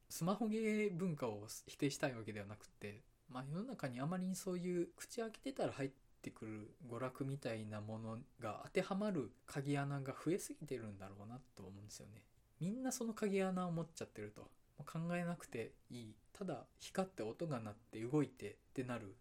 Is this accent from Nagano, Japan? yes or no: no; Awaji Island, Hyogo, Japan; now in Osaka, Japan; もともと出身が淡路島で今大阪在住なんで